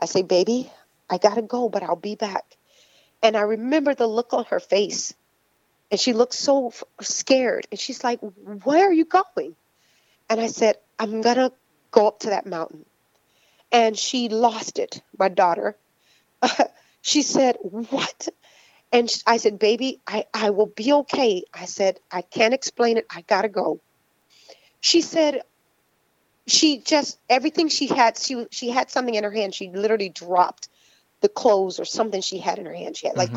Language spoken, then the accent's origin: English; Florida, United States; I'm from Florida